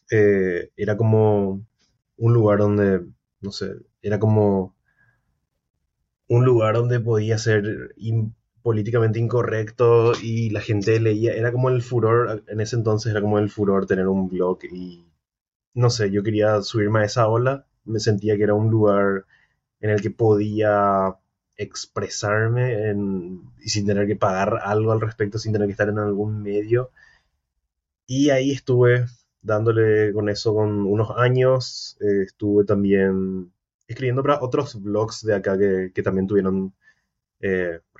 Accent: Paraguay; me dijeron que soy de Costa Rica, de Ecuador, de, muchos lugares ya me dijeron, pero, pero no, soy recontra paraguayo.

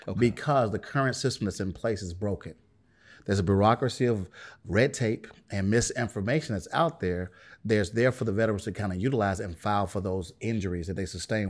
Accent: Birmingham, Alabama, United States; I'm originally from Birmingham, Alabama.

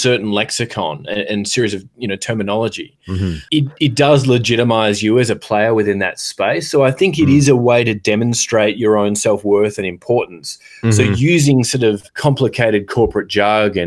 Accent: Australia; moved away as an adult; now in United States; I've lived in the US for 13 years and I don't think I have an American accent at all. I mean, there are certain words that I say in place of words that I would have used growing up in Australia.

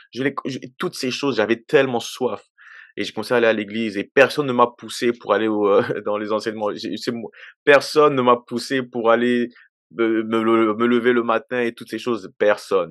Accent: DR Congo; now in Quebec, Canada; je suis originaire de la République démocratique du Congo. Euh, Aujourd'hui, je vis au Canada depuis 22 euh, ans déjà

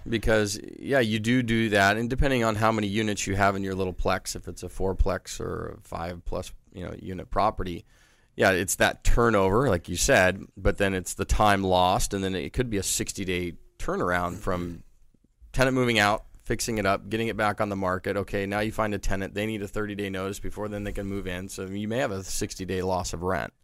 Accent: San Diego, California, United States; being born and raised in San Diego

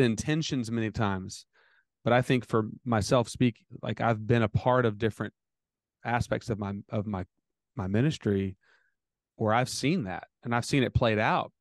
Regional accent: United States; I'm American

